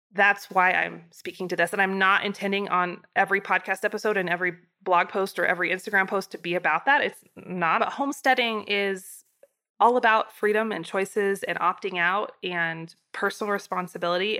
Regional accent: Idaho, United States; now in Wyoming, United States; growing up in Idaho

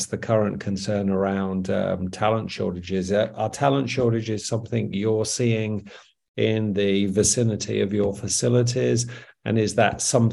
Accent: United Kingdom; moved away as an adult; also born or lived in United States; now in Australia; I'm British. I've moved to the US. I now live in Australia. I left the UK in 2016

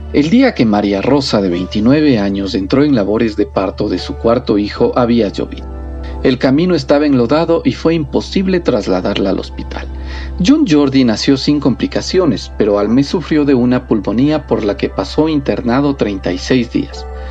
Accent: Ecuador; Somos el país sudamericano con el índice más alto

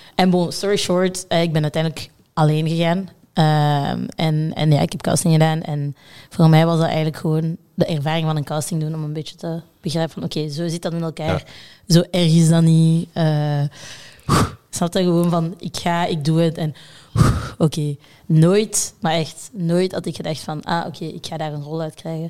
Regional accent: Brussels, Brussels-Capital Region, Belgium; geboren in Brussel.

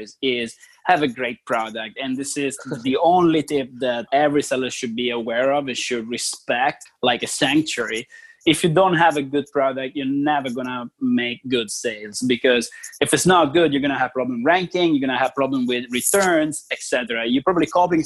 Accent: Italy; moved away; I'm originally from Italy

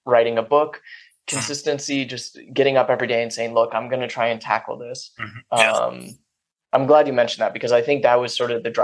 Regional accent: Silicon Valley, California, United States; I grew up in Silicon Valley

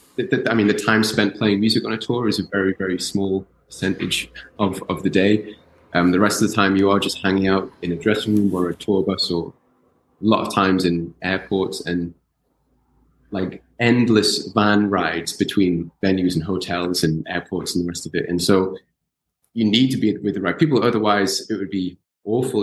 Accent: Newcastle upon Tyne, North East England, United Kingdom; I grew up in Newcastle

